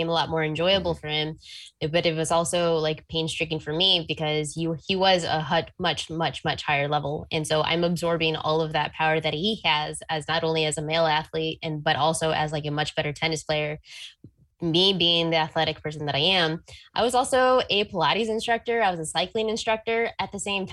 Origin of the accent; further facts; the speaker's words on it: Texas, United States; I grew up in Texas